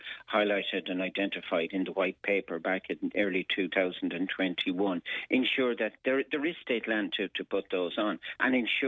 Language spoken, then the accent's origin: English; Ireland; as an Irish people